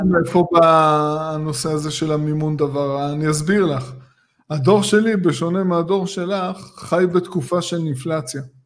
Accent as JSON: {"language": "Hebrew", "area": "Tel Aviv area", "region": "Tel Aviv District", "country": "Israel", "tie": "born or raised there", "said": "אני גדלתי באזור הזה"}